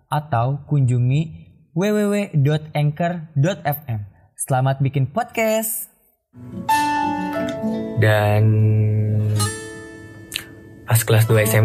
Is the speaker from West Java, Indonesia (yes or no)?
yes; Sukabumi, West Java, Indonesia; bahasa Sunda itu ya bahasa Sunda kan di Sukabumi gitu di kampung di kampung kalau kalau Indonesianya di kampung aku